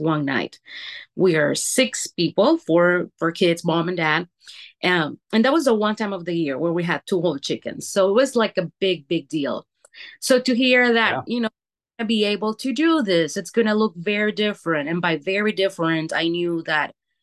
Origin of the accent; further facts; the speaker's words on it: Honduras; now in Oregon, United States; I was born and raised in Honduras.